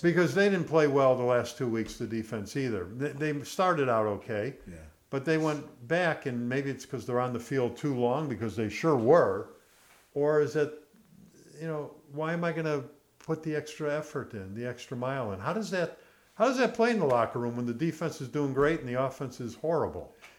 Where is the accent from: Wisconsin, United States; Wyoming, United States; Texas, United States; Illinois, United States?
Illinois, United States; Chicago; growing up in Chicago, going to a Cubs Cardinal game